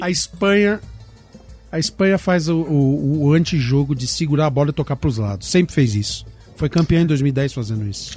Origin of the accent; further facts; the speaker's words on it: Brazil; por ser brasileiro